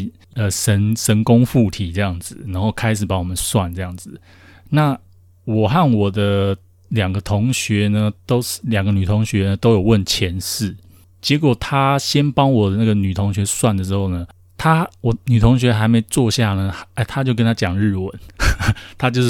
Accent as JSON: {"language": "Chinese", "country": "China", "said": "我说：“哈，我是大陆人。”"}